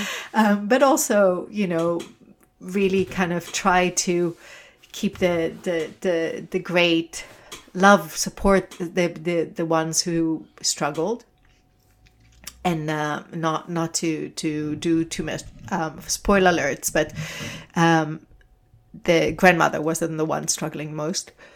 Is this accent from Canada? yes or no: no; Israel; moved away; I'm originally from Israel